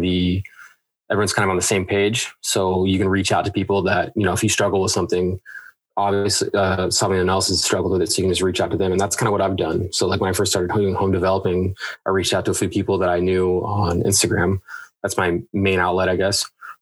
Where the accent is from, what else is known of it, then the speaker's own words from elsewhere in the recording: Washington, United States; also born or lived in San Diego, California; I was born in San Diego, and then once I was probably about 5 years old, I moved to Washington. It's been here ever since